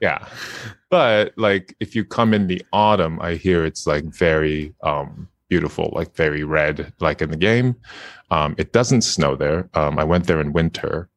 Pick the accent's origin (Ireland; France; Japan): Japan; I'm from Japan